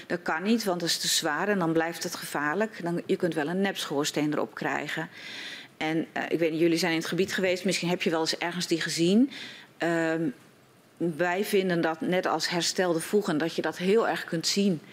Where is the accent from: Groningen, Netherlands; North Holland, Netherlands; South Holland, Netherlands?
Groningen, Netherlands; Schildwolde; ik kom uit Schildwolde.